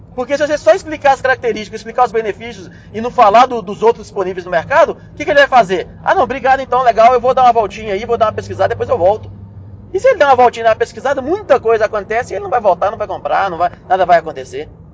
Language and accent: Portuguese; Belo Horizonte, Minas Gerais, Brazil; Eu sou de Belo Horizonte